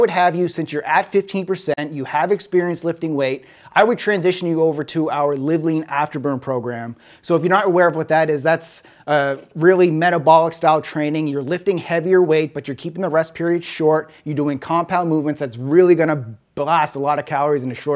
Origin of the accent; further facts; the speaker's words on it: Halifax, Nova Scotia, Canada; moved away; also born or lived in Toronto; I grew up in Halifax.